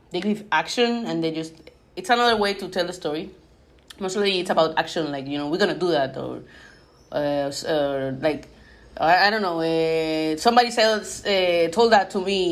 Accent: Puerto Rico; I'm from Puerto Rico, so it's a small island here in the Caribbean

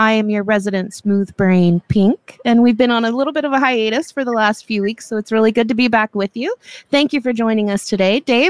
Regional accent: the South, United States; I'm from the South

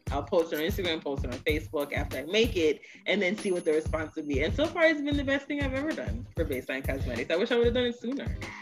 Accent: New York City, New York, United States; They both met here in the States, which is why I was born in Brooklyn

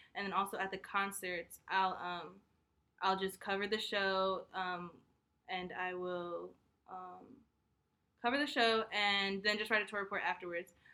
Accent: New York, United States; moved away as an adult; also born or lived in Hampton, Virginia; I am a junior strategic communications major here at Hampton University, and I'm from New York

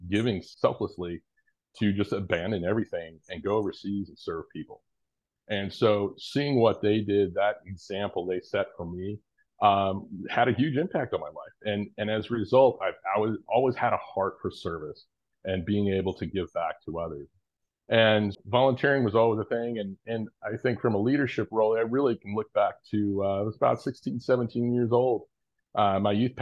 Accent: Orange County, Southern California, United States; also born or lived in Kenya; I grew up in, for the most part, in Orange County, Southern California, born and raised for the most part

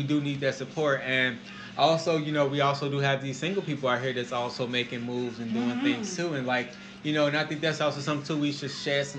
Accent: Chicago, Illinois, United States; also born or lived in Springfield; growing up in Chicago, I grew up in you know, in the hundreds, I grew up around the thugs and stuff.

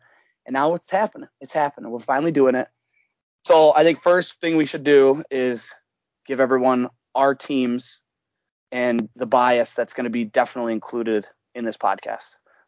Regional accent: Michigan, United States; born and raised in Michigan.

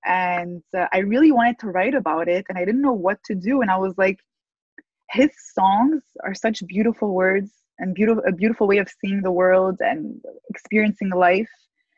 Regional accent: Montreal, Quebec, Canada; I was born and raised in Montreal, but I have three different nationalities. None of them are my origins. My parents are from different countries, my grandparents are from different countries.

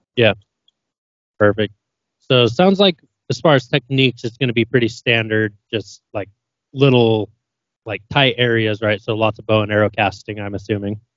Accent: Idaho, United States; now in Utah, United States; I grew up in Idaho. I live in Utah now

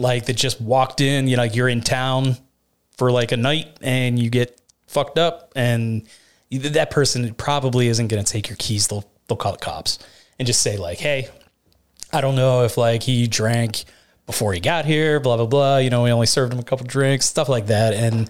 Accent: Latrobe, United States; born or raised there

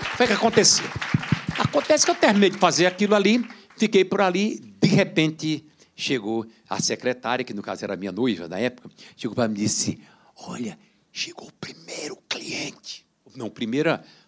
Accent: São Bento do Una, Pernambuco, Brazil; moved away as an adult; quando eu era pequeno em São Bento do no Cine Rex

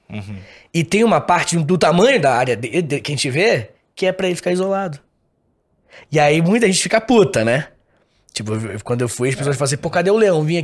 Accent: Rio Grande do Sul, Brazil; sou gaúcho, né?

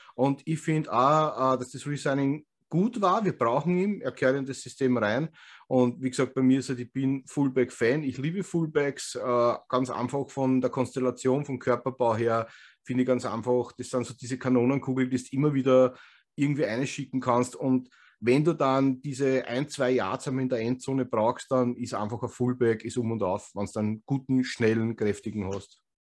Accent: Vienna, Austria; accent: Wiener Schmäh; wir als Österreicher

